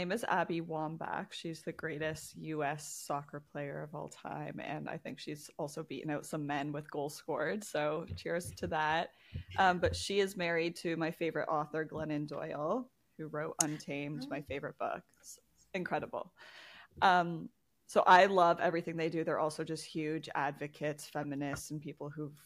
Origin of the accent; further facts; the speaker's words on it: Toronto, Ontario, Canada; I'm from the Toronto area.